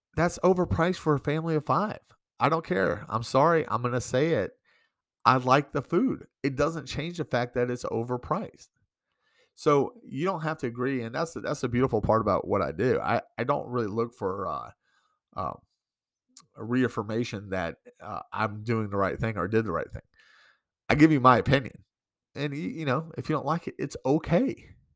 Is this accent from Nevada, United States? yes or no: no; New York, United States; now in Great Falls, United States; I'm from New York